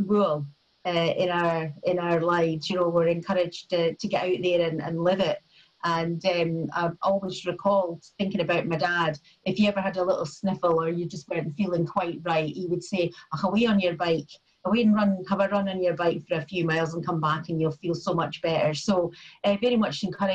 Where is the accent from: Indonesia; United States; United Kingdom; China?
United Kingdom; Perth, Scotland; I was brought up in Lethem in Perth, with my mum, my dad and my sister